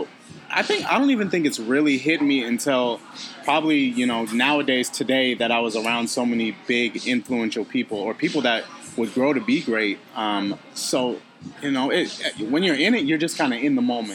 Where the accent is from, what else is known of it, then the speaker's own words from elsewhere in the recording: Phoenix, Arizona, United States; also born or lived in Chandler, Arizona; I am originally born and raised in Phoenix.